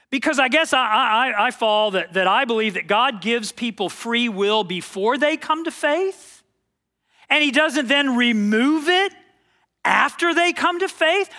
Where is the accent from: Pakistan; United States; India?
United States; Texas; I was from Texas